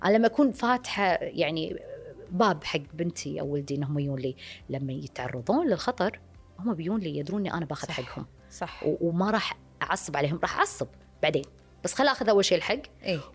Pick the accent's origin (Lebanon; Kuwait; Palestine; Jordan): Kuwait; عندنا بالكويت